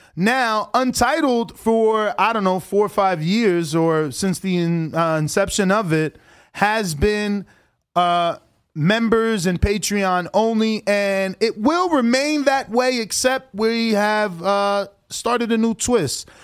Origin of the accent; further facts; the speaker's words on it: United States; I'm not considered Dominican enough because I was born in America.